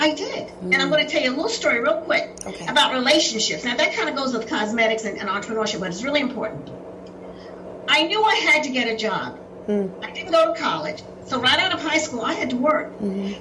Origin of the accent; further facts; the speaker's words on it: New York City, New York, United States; also born or lived in Laurelton, Queens; now in Long Island, United States; I was born and raised in Corona, Queens